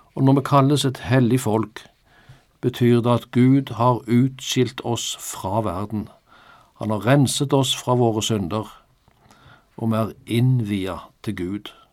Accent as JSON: {"language": "Norwegian", "country": "Norway", "said": "Jeg er norsk statsborger, ja, med norsk pass"}